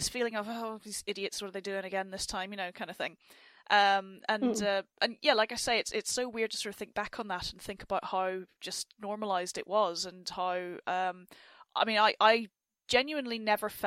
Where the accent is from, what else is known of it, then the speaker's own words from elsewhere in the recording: Enniskillen, Northern Ireland, United Kingdom; I am not from Derry. But I am from Enniskillen in County Fermanagh